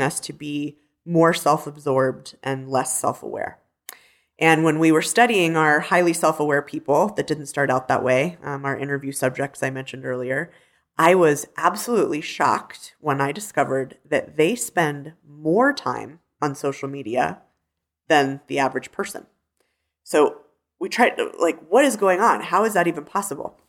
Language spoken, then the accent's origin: English; Denver, Colorado, United States; growing up in Denver, being a city girl